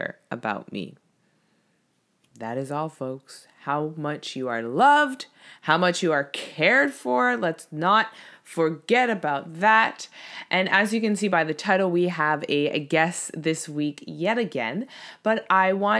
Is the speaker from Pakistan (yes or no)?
no; Canada; as a Canadian